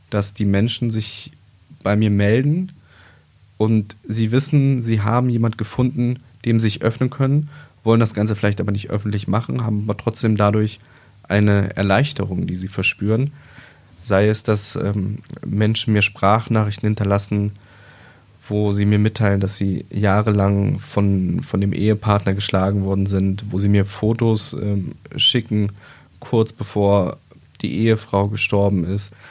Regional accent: East Germany, Germany; now in Wolfsburg, Germany; ich bin halt ähm, im Osten geboren, bin da aufgewachsen, bin dann äh, nach dem Mauerfall sind wir relativ schnell in den Westen gekommen, sind nach Wolfsburg gezogen.

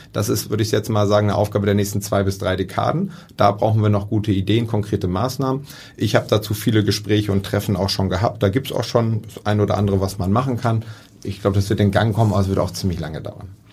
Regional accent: near Rotterdam, South Holland, Netherlands; now in Hamburg, Germany; ich bin in der Nähe von Rotterdam geboren

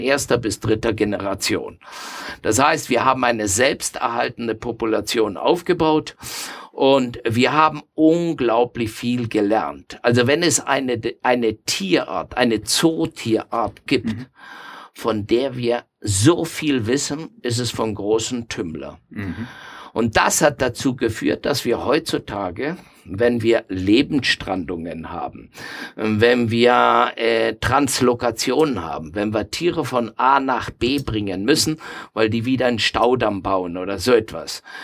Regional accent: Argentina; moved away as an adult; now in Nuremberg, Germany; ich stamme aus Argentinien

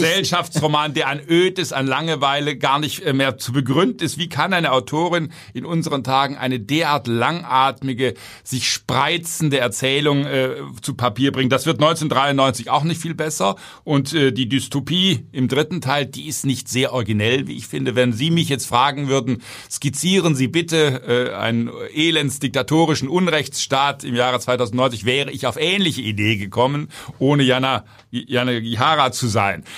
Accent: Germany; Ich als Deutscher

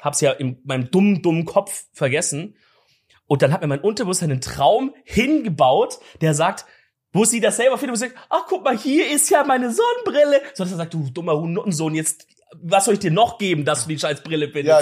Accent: Swabia, Baden-Württemberg, Germany; moved away; als Schwabe

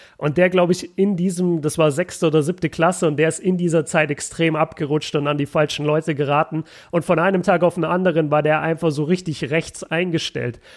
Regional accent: Germany; als Deutscher

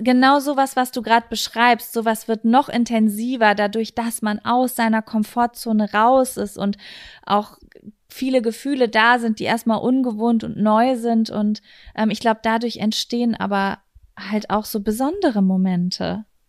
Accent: Germany; wir kommen aus Deutschland.

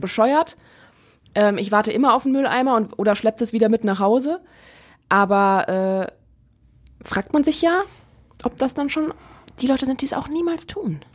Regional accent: Neuss, North Rhine-Westphalia, Germany; in Neuss, ähm, in meiner Heimat

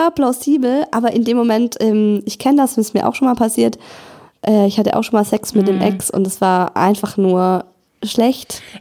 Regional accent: Cologne, North Rhine-Westphalia, Germany; Ich bin zurück in meine Heimat nach Köln gezogen und musste mit 33 Jahren bei Null anfangen

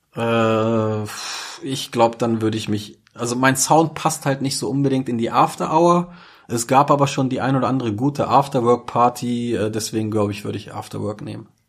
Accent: Braunschweig, Lower Saxony, Germany; Ich bin hier geboren und aufgewachsen. Ich bin wirklich stolzer Braunschweiger

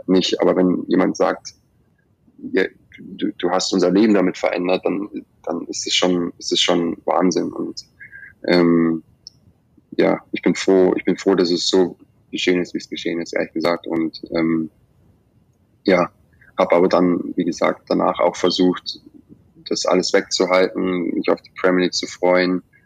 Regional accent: Germany; moved away as an adult; now in England; wie ich es gewöhnt bin aus Deutschland

